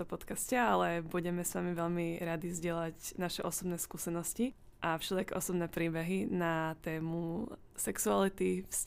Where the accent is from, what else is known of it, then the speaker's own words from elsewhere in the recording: Nitra, Nitra Region, Slovakia; Odkiaľ pochádzam z Nitry.